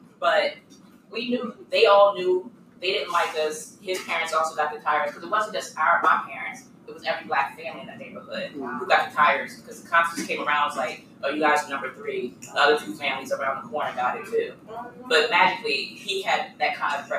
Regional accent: New Castle, Delaware, United States; I grew up in Newcastle

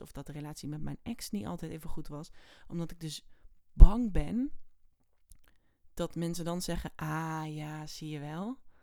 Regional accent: area around Oosterhout, North Brabant, Netherlands; de omgeving waar ik vandaan kom. Dat was dus in Oosterhout bij de AC

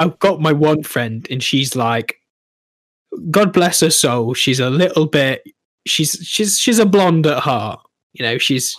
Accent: East Midlands, United Kingdom; accent: mixture of Derby and Nottingham; I think like I've got a bit of a mixture of Derby and Nottingham.

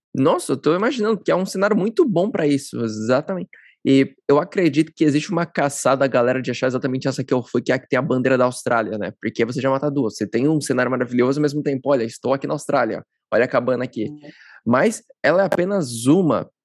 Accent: São Paulo, Brazil; Eu também sou paulista

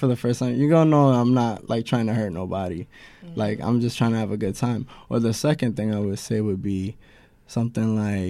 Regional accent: New York, United States; I'm from the Bronx.

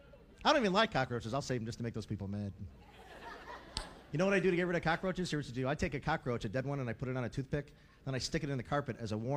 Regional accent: Cleveland, Ohio, United States; now in Los Angeles, United States; I'm originally from Cleveland, Ohio, and I don't like the weather right here in L.A. too much.

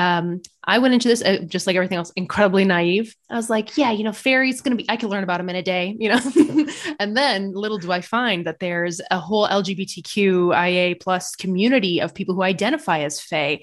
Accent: United States; moved away as an adult; I'm an American, but I moved back here to kind of find my roots

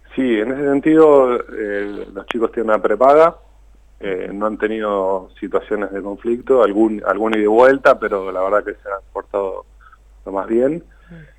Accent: Tandil, Buenos Aires Province, Argentina; nosotros somos de Tandil, yo estoy en Tandil

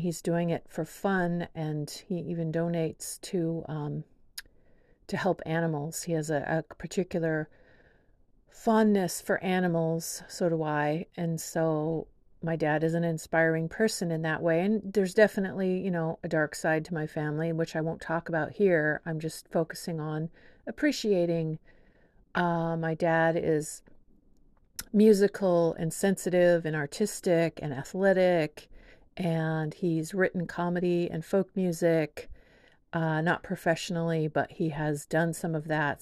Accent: Whidbey Island, Washington, United States; also born or lived in San Diego; now in Seattle, United States; my parents split when I was four, and we moved from San Diego to Whidbey Island

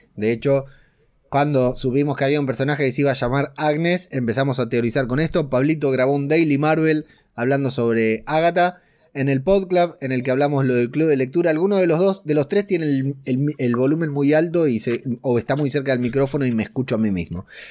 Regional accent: Argentina; yo soy de Argentina

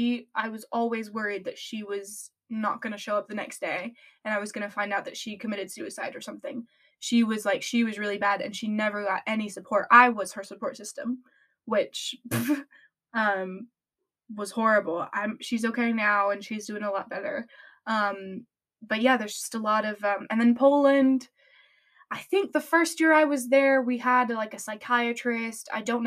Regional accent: France; English is a second language; France, when I grew up in France, mental health is really not a big thing.

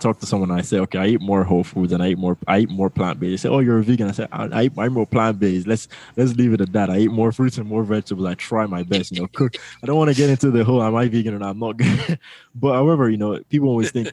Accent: Lagos, Nigeria; I grew up in Lagos, Nigeria.

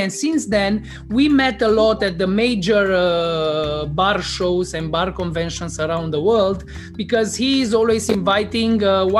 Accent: Cluj-Napoca, Cluj County, Romania; Cluj-Napoca in Transylvania, in my hometown.

